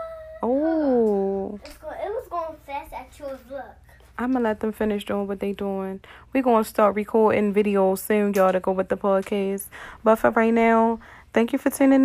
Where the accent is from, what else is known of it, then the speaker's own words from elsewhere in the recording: Baltimore, Maryland, United States; I was born and raised in Baltimore